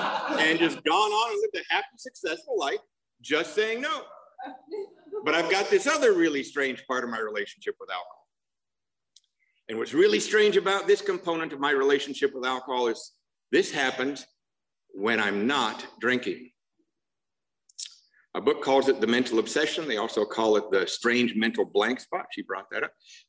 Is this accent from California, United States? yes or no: yes; Covina, California, United States; I'm from Covina, not West Covina. There's a big difference.